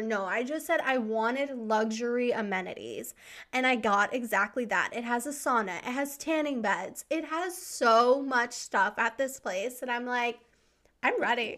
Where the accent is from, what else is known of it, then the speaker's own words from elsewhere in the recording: East Coast, United States; also born or lived in Savannah, Georgia; now in Southern California, United States; I grew up on the East Coast.